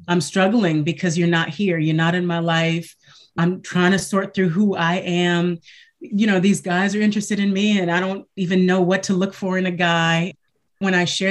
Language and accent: English; Michigan, United States; I was raised in Michigan. Well, I was born in Michigan, I'll say, and I was raised in a single parent home.